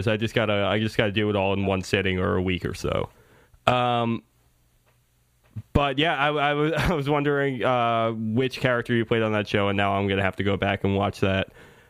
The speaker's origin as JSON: {"language": "English", "area": "Long Island", "region": "New York", "country": "United States", "tie": "born or raised there", "said": "my native land of Long Island"}